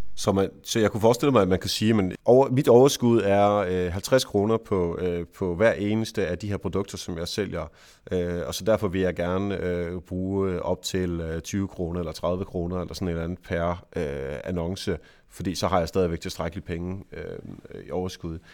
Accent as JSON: {"language": "Danish", "region": "Jutland", "country": "Denmark", "said": "jeg er jo jyde"}